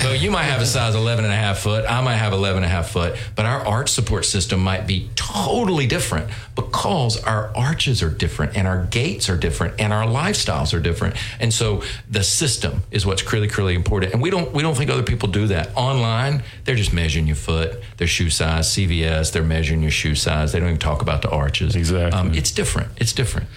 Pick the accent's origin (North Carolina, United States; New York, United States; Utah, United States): North Carolina, United States; moved away as an adult; I grew up in North Carolina, um, and um, you know, just loved growing up in a small town, North Carolina, textile town